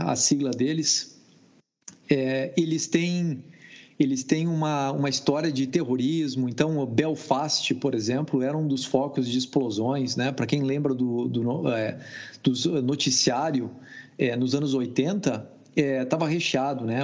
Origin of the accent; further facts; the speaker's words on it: Brazil; moved away as an adult; also born or lived in France; now in Austin, United States; eu sou brasileiro e moro nos Estados Unidos já tem 17 anos.